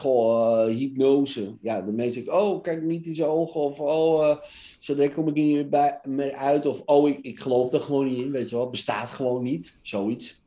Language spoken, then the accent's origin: Dutch; Netherlands; Wij zijn Nederlanders